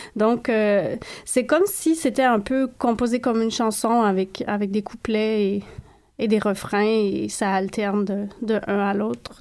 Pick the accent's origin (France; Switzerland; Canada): Canada; je suis née par erreur au Canada